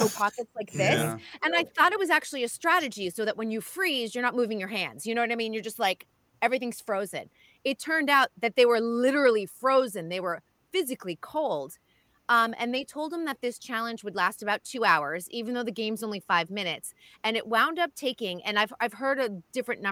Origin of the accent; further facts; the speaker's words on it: Boston, Massachusetts, United States; moved away; growing up in Boston